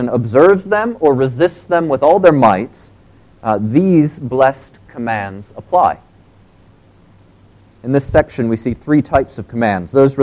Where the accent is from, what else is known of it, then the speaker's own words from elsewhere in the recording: United States; moved away; in the U.S., we still have them